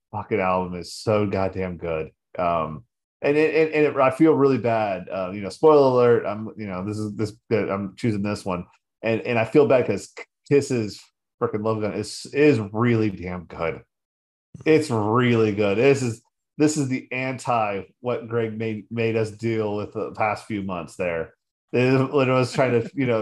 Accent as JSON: {"language": "English", "region": "Nevada", "country": "United States", "tie": "born or raised there", "said": "growing up in Nevada"}